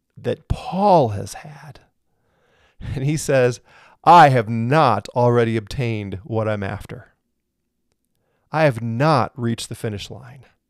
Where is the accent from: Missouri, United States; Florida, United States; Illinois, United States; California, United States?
Missouri, United States; St. Louis; now in Colorado, United States; I'm from Saint Louis